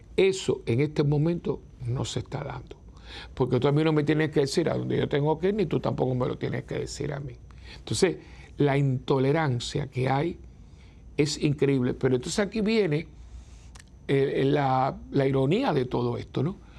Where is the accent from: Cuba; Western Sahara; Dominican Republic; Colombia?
Cuba; moved away; la tierra donde yo nací